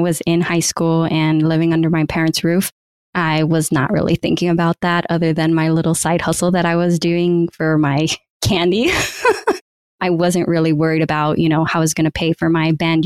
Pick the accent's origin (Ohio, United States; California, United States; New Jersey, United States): California, United States; also born or lived in Michigan / San Francisco; I'm originally from California. That's where I was living. But my university was in Michigan